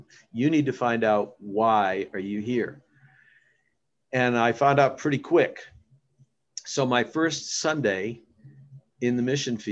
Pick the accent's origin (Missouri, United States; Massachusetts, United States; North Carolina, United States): Massachusetts, United States; moved away; I was from Massachusetts